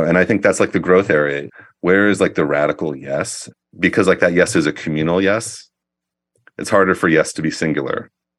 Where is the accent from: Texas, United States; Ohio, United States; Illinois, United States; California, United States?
Ohio, United States; Appalachian; I'm from Appalachian, Ohio, and like the visual culture in a lot of sort of non-urban places, particularly the ones I'm from in Appalachia, is murals.